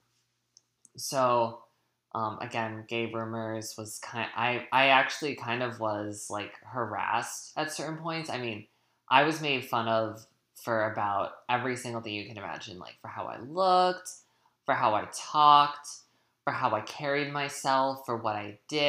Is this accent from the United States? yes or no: yes; New Hampshire, United States; I grew up I grew up in New Hampshire in a small little town